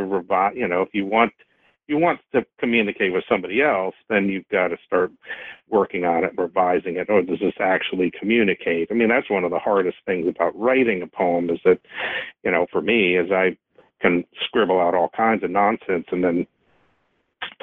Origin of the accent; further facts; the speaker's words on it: Woodbridge, Virginia, United States; I grew up in Woodbridge, which is just south of D.C. on 95, and so, you know, I'm from this area